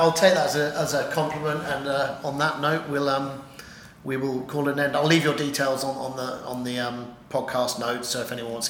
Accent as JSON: {"language": "English", "region": "England", "country": "United Kingdom", "said": "I'm an Englishman."}